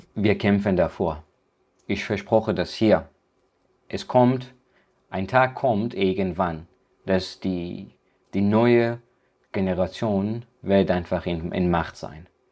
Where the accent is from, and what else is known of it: Afghanistan; German is a second language; now in Germany